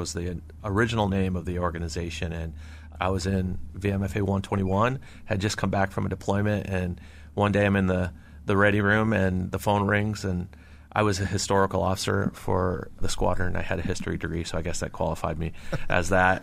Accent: Seattle, Washington, United States; I grew up in and around Seattle, Washington. Was born in Seattle

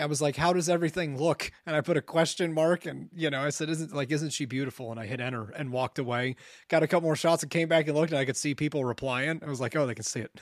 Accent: Ohio, United States; moved away as an adult; I had just left Ohio

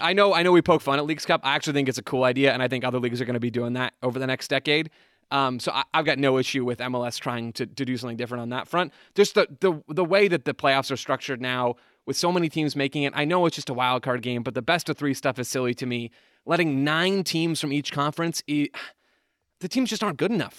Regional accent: United States; because we're American

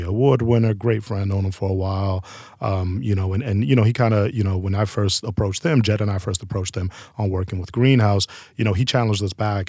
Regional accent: New York City, New York, United States; We're both from Harlem, uptown

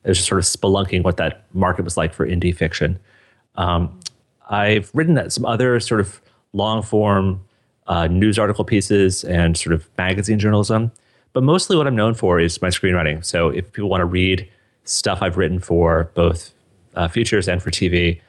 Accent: Boulder, Colorado, United States; So I grew up in Boulder, Colorado. I went to Fairview High School, just like you did.

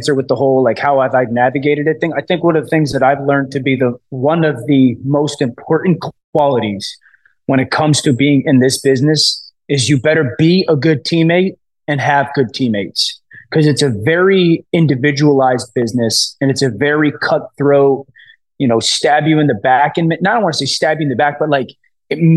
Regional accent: Connecticut, United States; I'm from Connecticut. I was born and raised here. I live here now

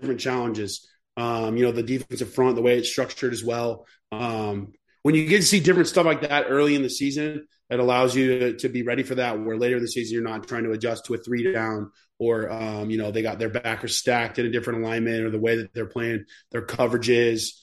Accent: Texas, United States; I'm from Texas, so I'm kind of used to, like, the heat

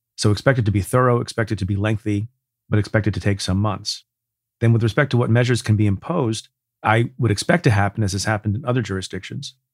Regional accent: New York, United States; my home state of New York

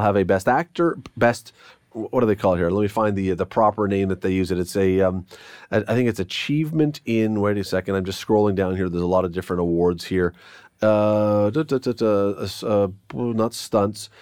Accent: Toronto, Ontario, Canada; now in Hamilton, Canada; I grew up in Toronto once, uh, many, many, many, many years back

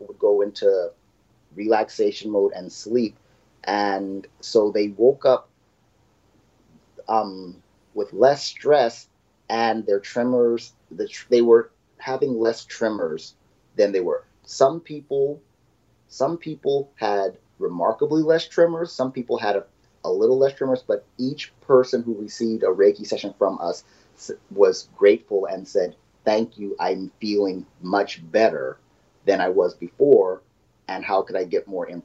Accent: Phoenix, Arizona, United States; moved away as an adult; now in Japan; I am originally from Phoenix, Arizona. I've been living in Japan for 21 years.

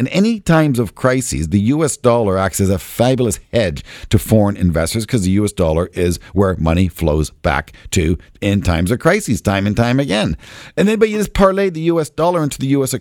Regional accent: Canada; I'm Canadian. I'm a proud Canadian

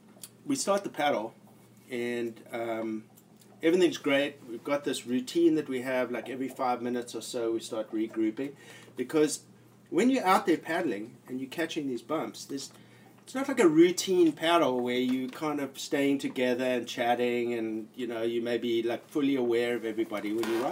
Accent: South Africa; Like, you know, I'm from South Africa and I was in the Navy and I did a lot of like ocean stuff

